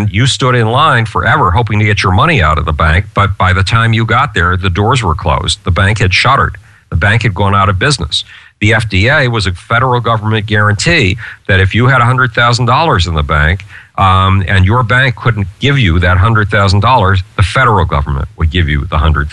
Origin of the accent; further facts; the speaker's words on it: Buffalo, New York, United States; Buffalo, New York, my hometown